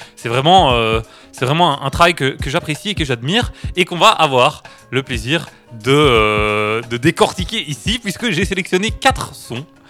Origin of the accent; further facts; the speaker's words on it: Charleroi, Wallonia, Belgium; je suis un carolo du coup, je gueule fort